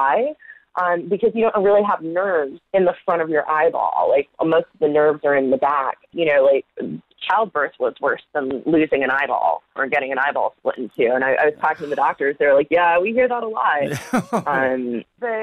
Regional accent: United States

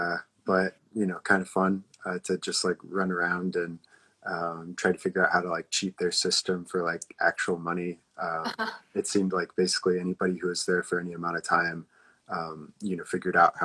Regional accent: Columbus, Indiana, United States; I'm from Columbus, Indiana

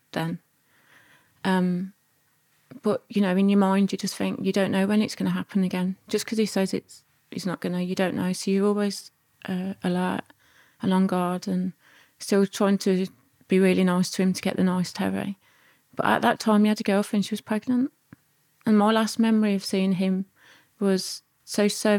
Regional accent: Birmingham, West Midlands, United Kingdom; also born or lived in Wales; brought us back to Birmingham

